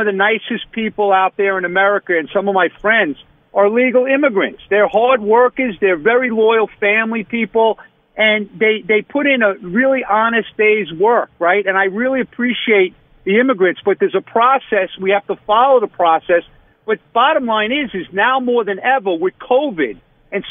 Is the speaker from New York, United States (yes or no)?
yes; Long Island, New York, United States; I'm from Long Island